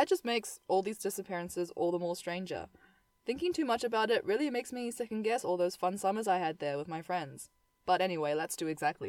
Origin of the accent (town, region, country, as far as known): Piha, Auckland, New Zealand; born or raised there